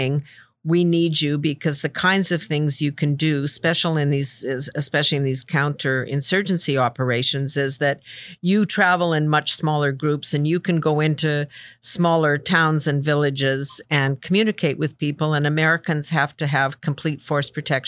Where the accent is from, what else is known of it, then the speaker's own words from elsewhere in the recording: Canada; as a Canadian